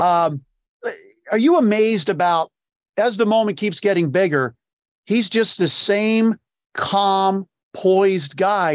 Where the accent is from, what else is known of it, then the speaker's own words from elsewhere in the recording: Delaware County, Pennsylvania, United States; I, I grew up in Delco